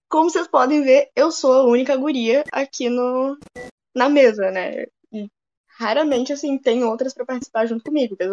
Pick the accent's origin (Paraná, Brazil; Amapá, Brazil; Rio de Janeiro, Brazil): Rio de Janeiro, Brazil; born there; also born or lived in Bento Gonçalves / Alegrete / Brasília; now in Porto Alegre, Brazil; Eu nasci no Rio de Janeiro, do Rio de Janeiro fui morar em Bento Gonçalves. De Bento Gonçalves voltei pro Rio de Janeiro, aí fui para Alegrete depois, fui para Brasília e tô em Porto Alegre desde 2017.